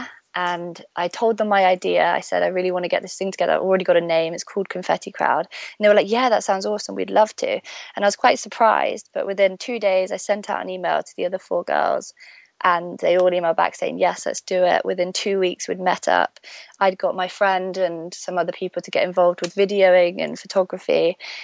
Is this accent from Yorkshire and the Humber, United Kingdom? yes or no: no; Stratford-upon-Avon, West Midlands, United Kingdom; moved away as an adult; also born or lived in Birmingham; now in London, United Kingdom; I was born in Birmingham. in the UK. I was raised in Stratford-upon-Avon, which is where Shakespeare is from.